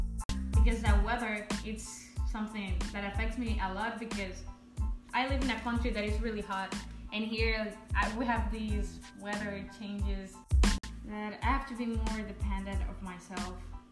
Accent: Honduras; But no, like it's a pretty country. We have a lot of culture things that like foreign people like to see

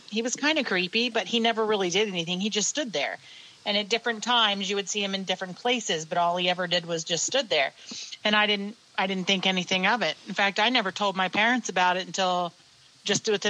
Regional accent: Maryland, United States; also born or lived in Pennsylvania; now in Stonington, Pennsylvania, United States; I was born in Pennsylvania. I basically grew up in Maryland, moved back to Pennsylvania many, many moons ago

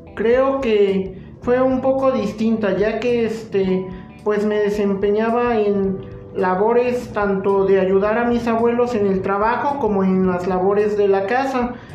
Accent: Jalacingo, Veracruz, Mexico; soy originario de Jalacingo, Veracruz y mi domicilio se encuentra en esa misma ciudad

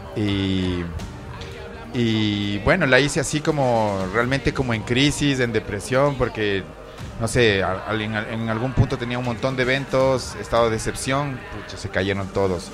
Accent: Ambato, Tungurahua, Ecuador; moved away; aquí en mi tierra

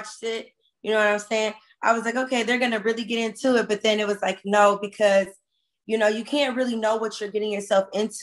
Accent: Compton, California, United States; I'm from Compton, California

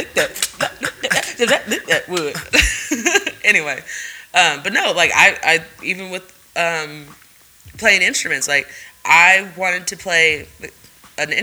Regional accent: the Bay Area, California, United States; we're from the Bay

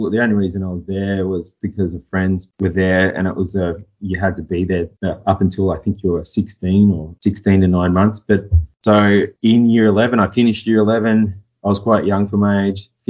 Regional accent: Echuca, Victoria, Australia; I grew up in Echuca, small country town on the border of the Murray River. So yeah, pretty small town. Just a town kid.

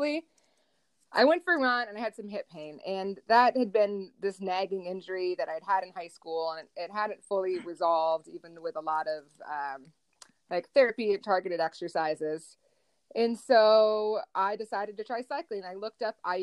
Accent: Northwest Indiana, United States; I grew up in Northwest Indiana

